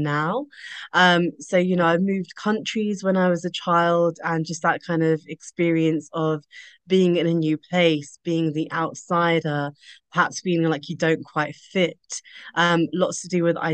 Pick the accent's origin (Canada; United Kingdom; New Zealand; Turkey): United Kingdom; as a British Asian female